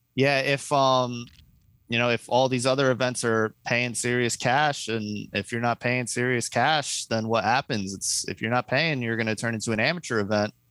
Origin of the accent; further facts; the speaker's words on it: New Jersey, United States; I grew up like 10 minutes from the city in yeah. North Jersey